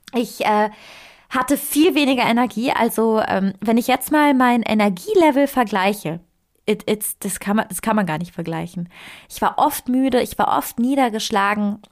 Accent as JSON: {"language": "German", "country": "Italy", "moved": "yes", "said": "Ich, ich komme aus Italien"}